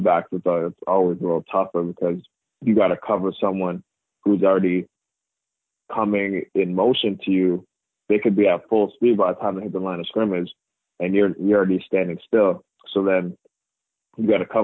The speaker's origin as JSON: {"language": "English", "town": "Cambridge", "region": "Ontario", "country": "Canada", "tie": "born or raised there", "also_born_or_lived": "Toronto", "said": "born in Toronto, lived in Toronto for about 10 years before I made the move an hour west of Toronto to a place called Cambridge. So I grew up in Cambridge."}